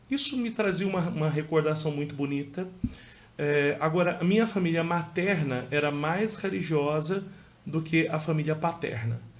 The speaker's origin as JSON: {"language": "Portuguese", "town": "Lagoa Nova", "region": "Paraíba", "country": "Brazil", "tie": "born there", "said": "chamada Lagoa Nova. Ela. Paraibano? Sou paraibana. Lagoa Nova."}